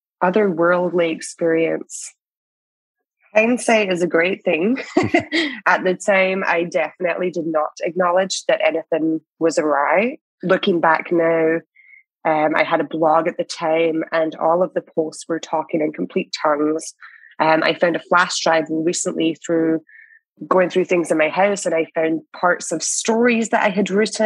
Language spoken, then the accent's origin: English; Scotland, United Kingdom; also born or lived in West Coast, Canada; now in Canada; I am a Scottish immigrant here in Canada